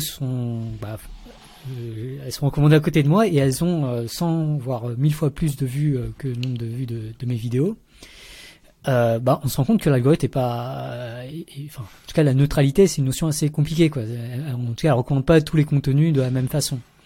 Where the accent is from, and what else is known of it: Paris region, Île-de-France, France; born or raised there; moved away as an adult; also born or lived in Vietnam / Montreal, Canada / Lausanne, Switzerland